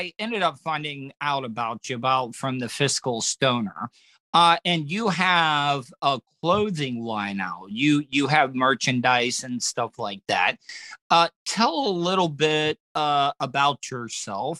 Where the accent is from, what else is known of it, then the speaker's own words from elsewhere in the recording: DeLand, Florida, United States; I grew up in DeLand